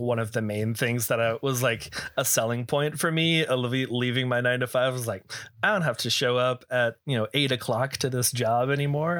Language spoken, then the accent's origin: English; Texas, United States; also born or lived in California; now in Arizona, United States; I am also born and raised, uh, Texas